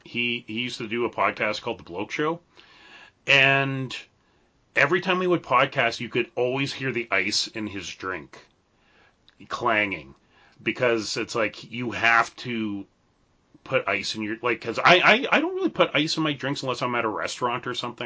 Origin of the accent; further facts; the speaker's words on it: Canada; being a Canadian